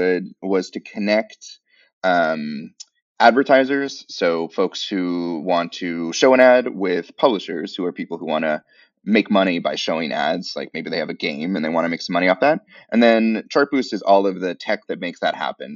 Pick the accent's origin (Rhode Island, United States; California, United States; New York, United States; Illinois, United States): California, United States; San Francisco; moved away; I've been living in the U.S. my entire life. I grew up in San Francisco